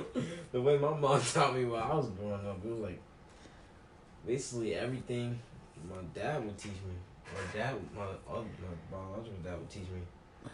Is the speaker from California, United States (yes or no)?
no; South Carolina, United States; I'm a South Carolinian.